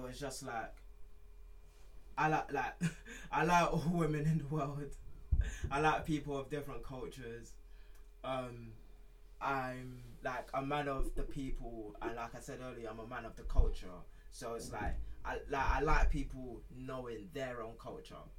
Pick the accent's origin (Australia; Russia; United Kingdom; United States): United Kingdom; I'm British mm. as well as I am Nigerian